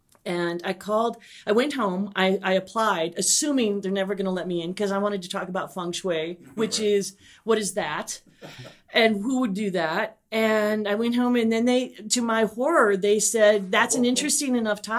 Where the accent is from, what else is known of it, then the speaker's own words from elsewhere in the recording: Midwest, United States; And they found out I was from the Midwest.